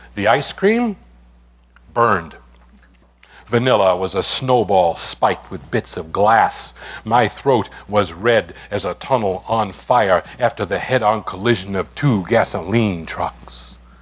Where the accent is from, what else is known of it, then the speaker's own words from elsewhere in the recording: New York City, New York, United States; first language English; I'm from the East New York section of Brooklyn. Grew up in the Linden Projects